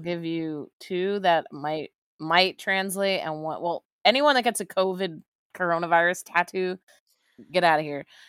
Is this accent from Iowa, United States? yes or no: no; Texas, United States; I am from Texas